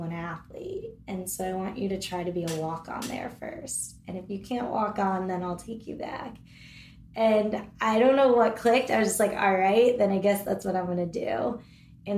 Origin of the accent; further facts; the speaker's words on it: Connecticut, United States; I'm from Connecticut